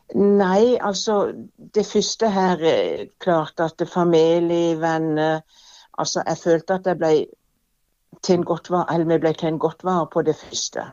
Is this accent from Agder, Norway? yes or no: yes; Evje, Agder, Norway; jeg er jo fra Evje sjøl